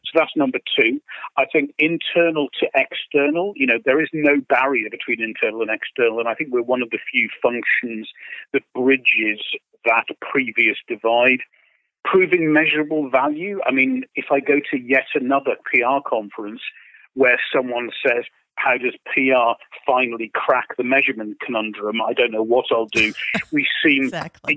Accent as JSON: {"language": "English", "country": "United Kingdom", "said": "I say this as a Brit"}